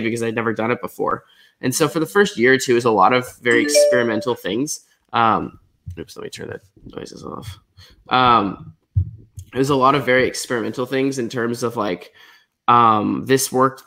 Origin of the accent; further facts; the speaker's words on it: Portland, Oregon, United States; I grew up in Portland, Oregon.